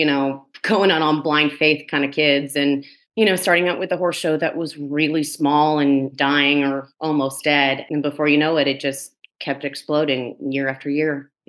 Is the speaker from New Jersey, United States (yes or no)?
yes; New Jersey, United States; just growing up in Jersey since I was a kid.